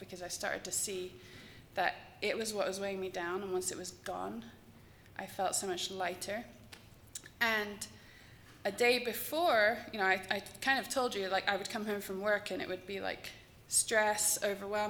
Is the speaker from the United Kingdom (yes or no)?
yes; England, United Kingdom; I'm English